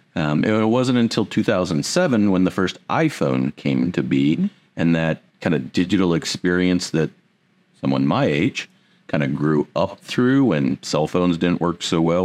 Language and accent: English; Indiana, United States; also born or lived in Pearl Harbor, Hawaii; I had the opportunity to come back to my roots. I'm originally from Indiana.